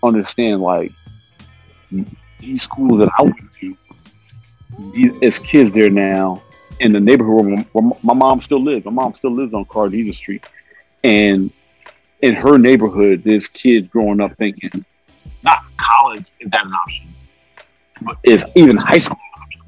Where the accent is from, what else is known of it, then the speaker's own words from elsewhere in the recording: New York City, New York, United States; I grew up on Staten Island